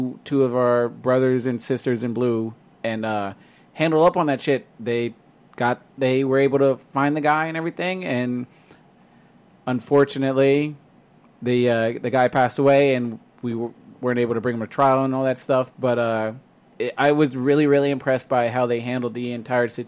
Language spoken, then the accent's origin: English; Fremont, California, United States; Fremont's my hometown